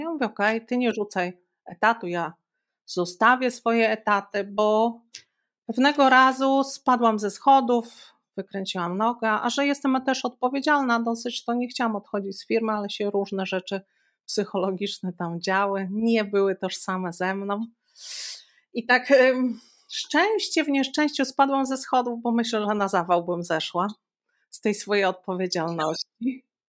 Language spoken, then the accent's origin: Polish; Białystok, Podlaskie Voivodeship, Poland; ja pochodzę z Białegostoku, Stoku